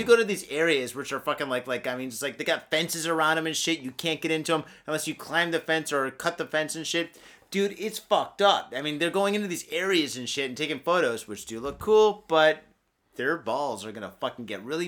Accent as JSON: {"language": "English", "region": "Michigan", "country": "United States", "tie": "born or raised there", "moved": "yes", "lives_now": "Japan", "said": "I was born and raised in Michigan."}